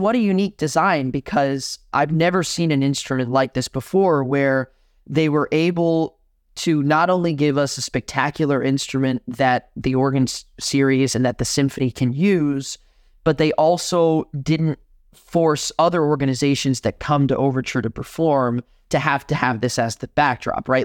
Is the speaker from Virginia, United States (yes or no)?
no; Miami, Florida, United States; moved away as an adult; now in Madison, United States; I'm born and raised in Miami, Florida, um, in a Cuban household